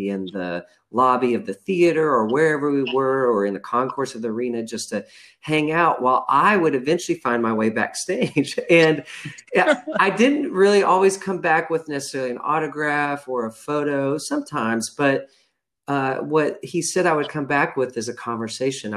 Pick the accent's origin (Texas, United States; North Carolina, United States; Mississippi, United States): Texas, United States; rural Texas west of Fort Worth, United States; we grew up in Texas in a pretty rural portion of Texas west of Fort Worth